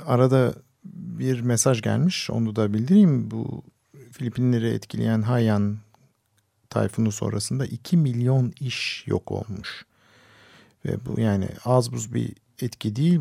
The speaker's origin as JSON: {"language": "Turkish", "region": "Istanbul", "country": "Turkey", "tie": "born or raised there", "said": "Ben küçükken ben İstanbul'da büyüdüm."}